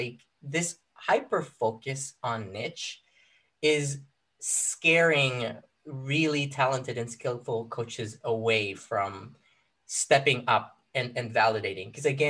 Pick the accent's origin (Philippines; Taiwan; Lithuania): Philippines; moved away as an adult; now in United States; I moved to the U.S., like quick side note, like I grew up in the Philippines. I was 18 when I moved to the U.S.